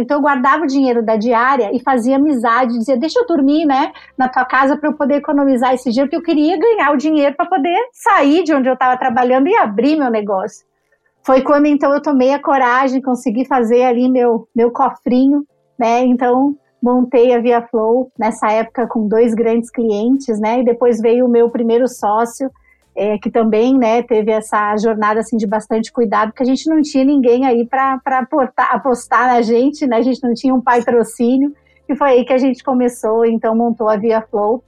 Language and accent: Portuguese; Caxias do Sul, Rio Grande do Sul, Brazil; moved away as an adult; also born or lived in Porto Alegre; now in São Paulo, Brazil; sou de Caxias do Sul. Fiz todo o meu primeiro, segundo grau lá, estudei lá, e aí me mudei para Porto Alegre, foi onde eu também morei desde os 16 anos